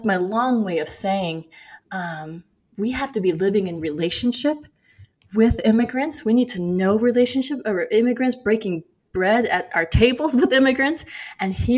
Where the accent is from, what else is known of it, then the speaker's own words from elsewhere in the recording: Minnesota, United States; I grew up in Minnesota